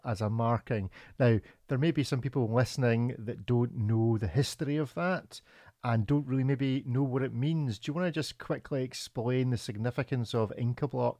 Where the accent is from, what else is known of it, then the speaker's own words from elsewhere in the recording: Scotland, United Kingdom; I'm a Scotsman